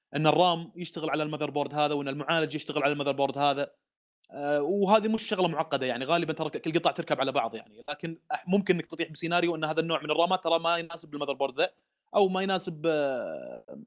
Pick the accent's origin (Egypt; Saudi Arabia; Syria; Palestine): Saudi Arabia; عندنا في السعوديه